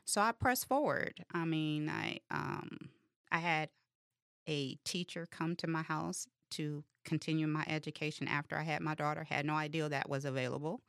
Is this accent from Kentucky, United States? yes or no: no; Detroit, Michigan, United States; I'm from Detroit, West Side